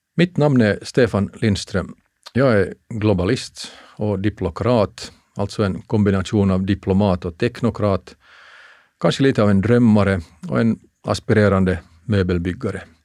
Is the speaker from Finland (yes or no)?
yes; Finland; moved away as an adult; jag kommer från Finland